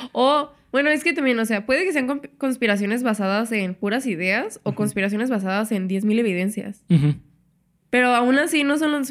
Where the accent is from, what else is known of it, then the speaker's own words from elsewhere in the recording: Mexico; yo soy americana y soy mexicana.